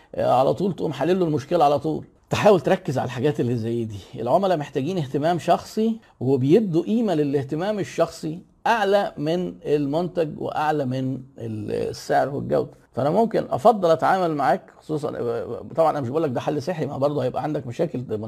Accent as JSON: {"language": "Arabic", "country": "Egypt", "said": "عندنا في مصر"}